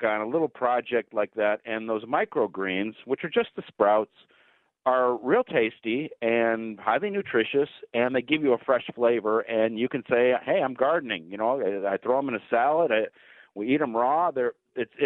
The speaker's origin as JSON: {"language": "English", "area": "near Cleveland", "region": "Ohio", "country": "United States", "tie": "born or raised there", "moved": "yes", "said": "I grew up near Cleveland"}